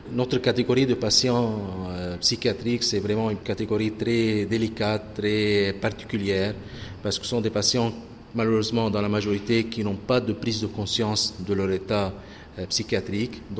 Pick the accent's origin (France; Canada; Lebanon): Lebanon; Oui, {S0} je suis libanais.